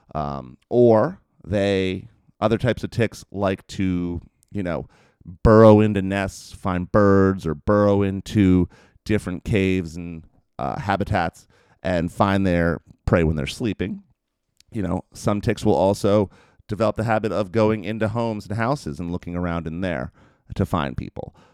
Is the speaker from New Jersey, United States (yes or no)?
yes; New Jersey, United States; where I grew up in New Jersey